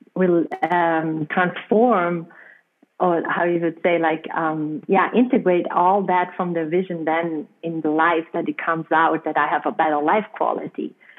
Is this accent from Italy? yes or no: yes; South Tyrol, Trentino-Alto Adige, Italy; accent: German; first language German; English is a second language; moved away as an adult; also born or lived in Peruvian Amazon; I'm coming from a um, from a region uh, close to the border to Austria, and we use so German but we are Italian passport holders.